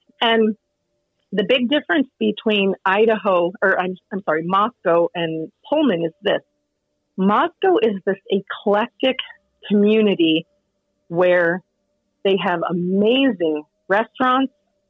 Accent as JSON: {"language": "English", "country": "Guam", "said": "I'm from Guam, and my entire life, I've just wanted to go to New York City"}